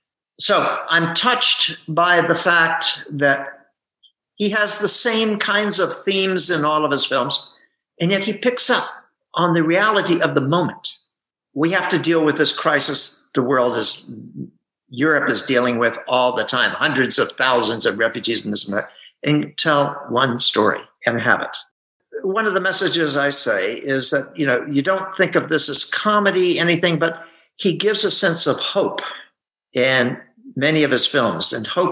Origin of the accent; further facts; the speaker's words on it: United States; I'm an American, I speak Greek